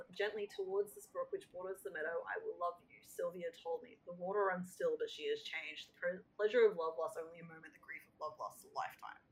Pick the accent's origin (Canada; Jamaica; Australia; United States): Australia; I'm Australian, I don't speak English